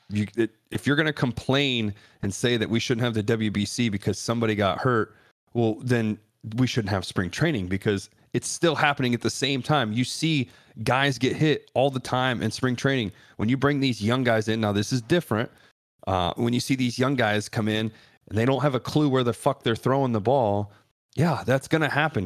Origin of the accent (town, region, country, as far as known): Ohio, United States; born or raised there